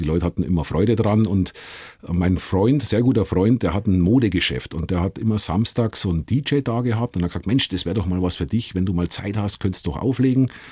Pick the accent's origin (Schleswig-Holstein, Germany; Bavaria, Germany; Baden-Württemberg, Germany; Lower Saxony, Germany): Bavaria, Germany; Gilching; moved away as an adult; also born or lived in Liverpool; ich bin äh, in Gilching aufgewachsen.